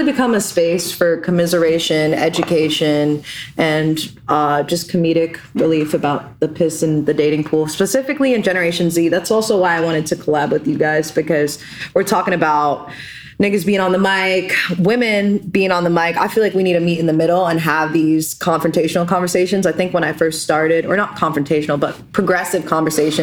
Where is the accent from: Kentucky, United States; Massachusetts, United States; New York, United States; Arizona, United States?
New York, United States; New York City; now in Philadelphia, United States; I am from Brooklyn, New York, if you didn't know. And I was a Brooklyn kid